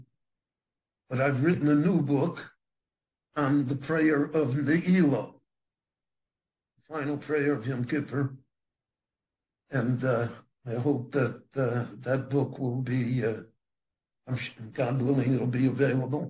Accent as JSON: {"language": "English", "country": "United States", "tie": "born or raised there", "moved": "as an adult", "lives_now": "Israel", "said": "When I grew up in America"}